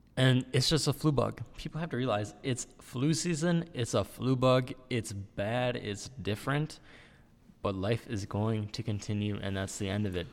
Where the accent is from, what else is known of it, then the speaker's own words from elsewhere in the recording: United States; we as the American people